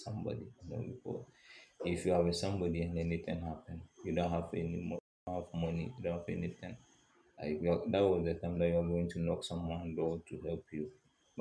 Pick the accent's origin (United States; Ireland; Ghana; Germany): Ghana; I'm from Ghana